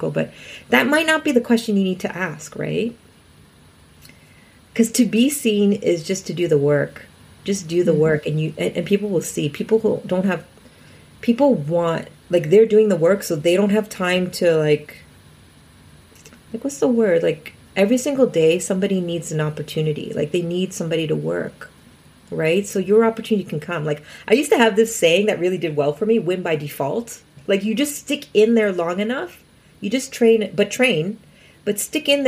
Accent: Scotland, United Kingdom; I'm Scottish.

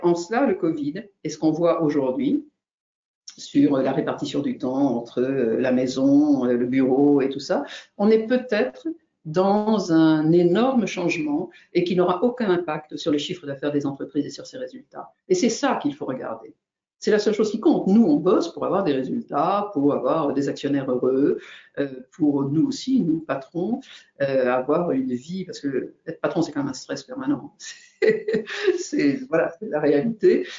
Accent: Brittany, France; je suis bretonne

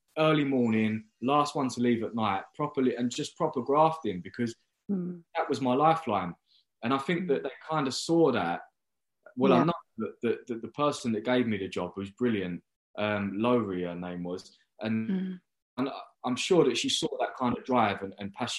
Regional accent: London, United Kingdom; I was living in London, so I could live at home on not very much money because I'm from London.

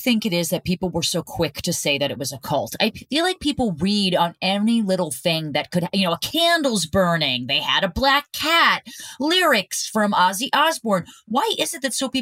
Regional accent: New Jersey, United States; Growing up in New Jersey

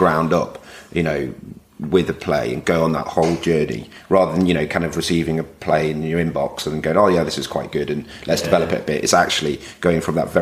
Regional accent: Manchester, North West England, United Kingdom; moved away as an adult; also born or lived in London; I'm from Manchester originally, and going down to London just felt like the thing

